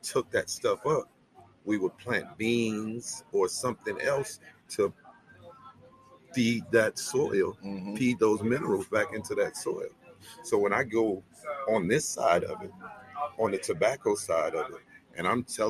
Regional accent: Chicago, Illinois, United States; also born or lived in Gary, Indiana; I grew up in Chicago, born and raised, but we had a farm in Gary, Indiana.

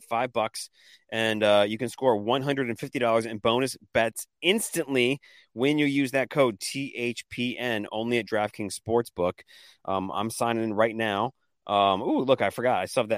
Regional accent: Washington, United States; I'm from Washington.

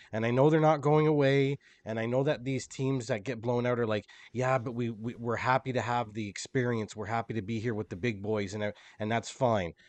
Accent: Canada; as a Canadian

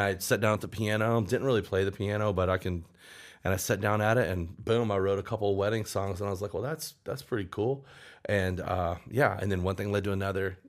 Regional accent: outside of Memphis, Tennessee, United States; moved away; also born or lived in Southern Illinois / Florida / Oklahoma City; I grew up outside of Memphis, a little town outside of Memphis, Tennessee, and then moved around a little bit. My mom got remarried, and she moved us to Southern Illinois.

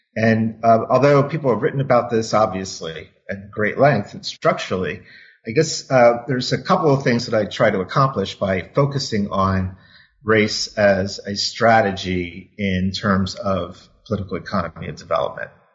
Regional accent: Wilmington, Delaware, United States; moved away as an adult; I grew up in Wilmington, Delaware.

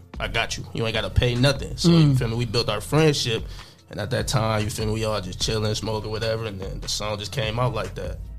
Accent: Toledo, Ohio, United States; also born or lived in Covington, Georgia / Bryan, Ohio; here since I was like 3.

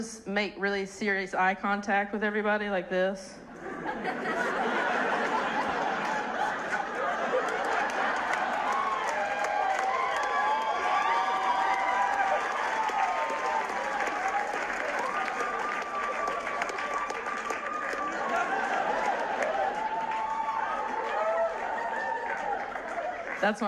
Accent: North Carolina, United States; moved away; I'm from North Carolina

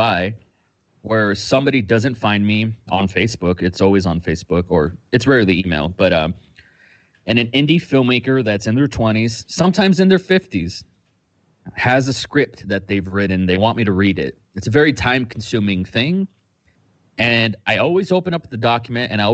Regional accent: Austin, Texas, United States; I'm from Austin, Texas. I'm an indie filmmaker out here on the 512.

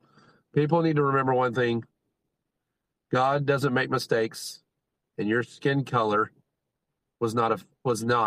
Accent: Texas, United States; I'm a Texan, so I am arrogant

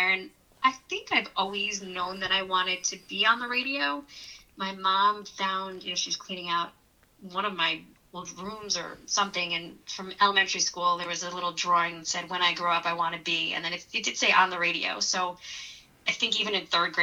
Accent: East Brunswick, New Jersey, United States; I grew up in East Brunswick, 10 minutes away. And as a typical New Jersey kid

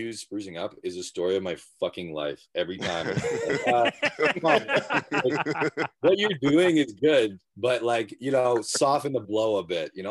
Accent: Ontario, Canada; now in Quebec, Canada; I'm from Ontario, but I'm in Quebec right now.

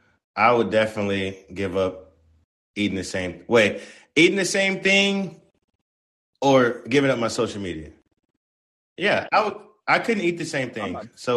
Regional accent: the South, United States; Now I'm from Dirty South. I like me a soul food plate.

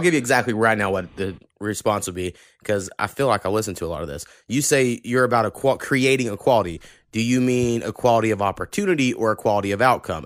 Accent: Oklahoma, United States; I grew up in Oklahoma

